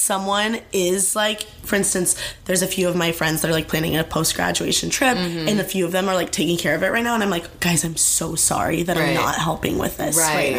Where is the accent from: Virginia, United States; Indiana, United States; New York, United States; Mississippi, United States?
Indiana, United States; moved away as an adult; now in Los Angeles, United States; So I'm originally from Indiana, but I live in LA.